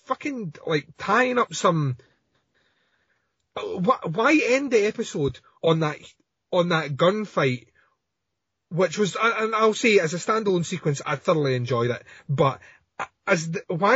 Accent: Scotland, United Kingdom; I'm Scottish. We're all sarcastic here

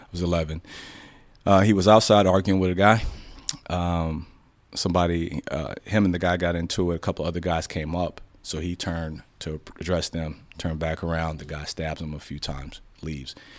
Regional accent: Chicago, Illinois, United States; now in Dallas, United States; Born and raised in Chicago.

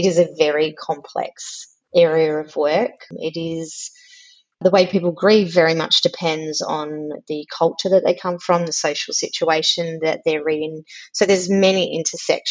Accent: Melbourne, Victoria, Australia; now in Canberra, Australia; I live in Canberra. I was born in Melbourne. I still consider myself from Melbourne, even though I've lived in Canberra many, many years

